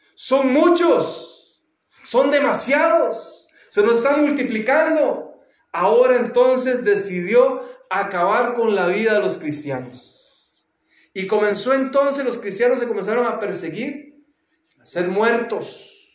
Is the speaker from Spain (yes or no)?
no; Costa Rica; en mi país, en Costa Rica